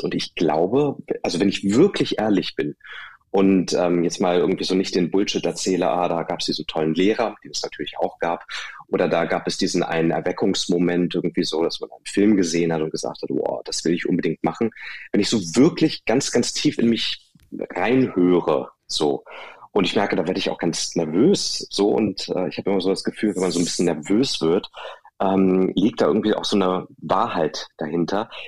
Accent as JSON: {"language": "German", "town": "Hanover", "region": "Lower Saxony", "country": "Germany", "tie": "born or raised there"}